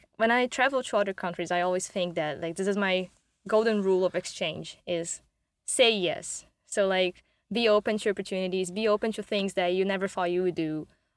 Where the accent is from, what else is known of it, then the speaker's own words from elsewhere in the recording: Brazil; English is a second language; moved away as an adult; now in Montreal, Canada; I am Brazilian. I'm not ashamed of this. Mm-hmm. I like this. Yes, I have an accent. And yes, this is not my first language.